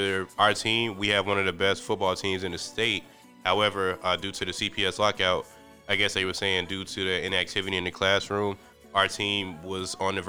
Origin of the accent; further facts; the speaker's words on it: Chicago, Illinois, United States; I was born and raised in Chicago, just like Frank